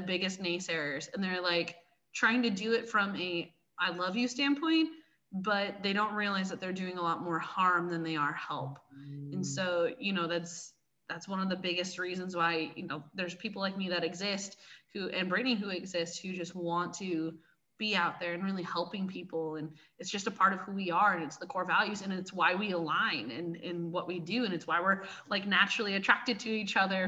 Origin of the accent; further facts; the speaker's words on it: Seattle, Washington, United States; I'm from Seattle. I was born and raised, so I'm a Pacific Northwesterner.